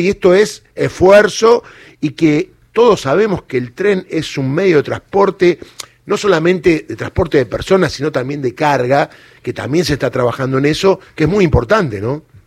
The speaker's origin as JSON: {"language": "Spanish", "region": "Córdoba", "country": "Argentina", "said": "yo soy cordobés"}